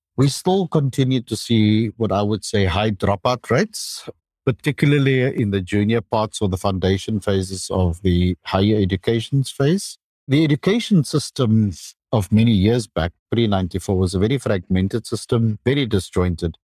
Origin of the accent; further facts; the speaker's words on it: South Africa; I finished high school in South Africa